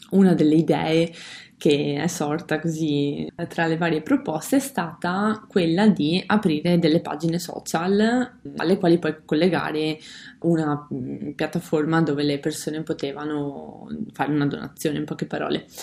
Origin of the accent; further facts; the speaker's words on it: Codognè, Veneto, Italy; vengo da Codognè, che è un paesino mm, nella diocesi di Vittorio Veneto, in provincia di Treviso.